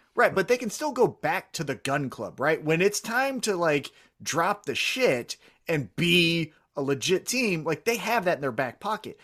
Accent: Kansas City, Missouri, United States; I'm from Kansas City

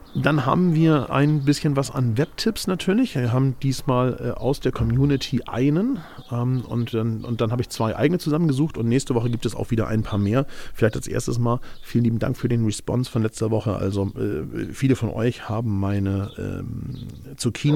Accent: Hamburg, Germany; Ich bin ja Hamburger

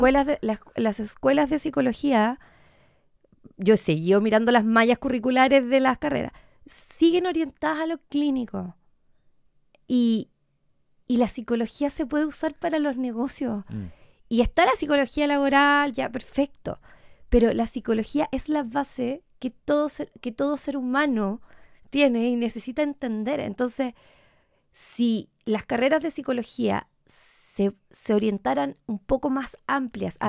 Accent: Puerto Montt, Los Lagos, Chile; moved away as an adult; also born or lived in Temuco, Chile / Córdoba, Argentina; now in Santiago, Chile; después de haber vivido en Puerto Montt hasta los 18

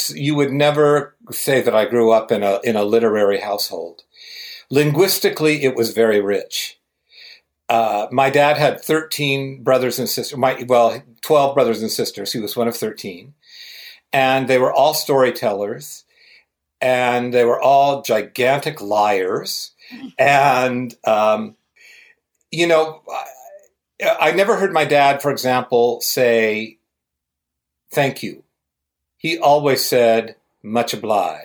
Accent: Ohio, United States; I'm from Ohio, just at the part of Ohio where the foothills of the Appalachians start

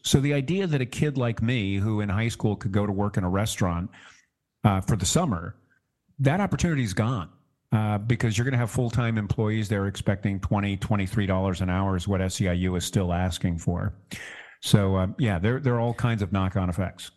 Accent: Orange County, California, United States; my hometown here in Orange County

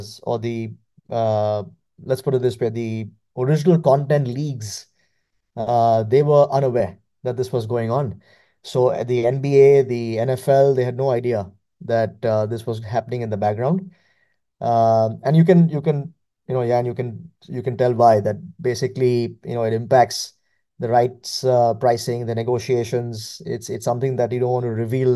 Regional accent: India; growing up in India

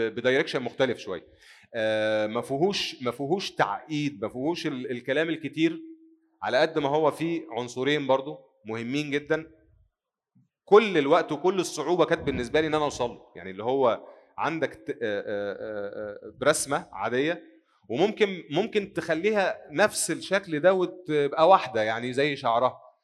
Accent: Egypt; عندنا في مصر

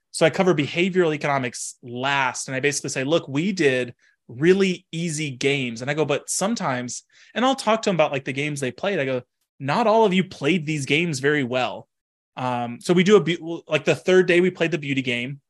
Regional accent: Texas, United States; moved away as an adult; also born or lived in Washington; now in Pennsylvania, United States; I grew up in Texas, went to Washington for grad school

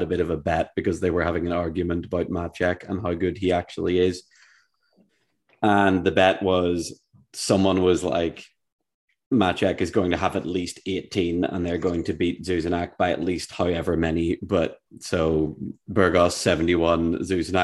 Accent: Ireland; I'm Irish

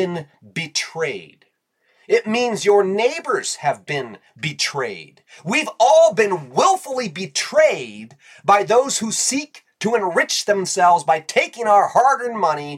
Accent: United States; as Americans

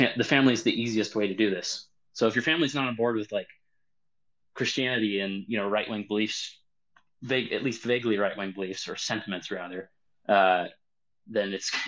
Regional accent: Washington, United States; I'm from Washington State. I'm somewhere else right now, but I'm from Washington State.

